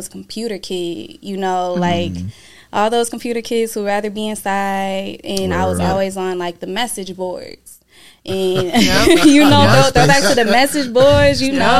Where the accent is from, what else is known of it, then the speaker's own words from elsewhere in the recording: Flint, Michigan, United States; also born or lived in Atlanta, Georgia; now in Grand Rapids, United States; I was born in Flint.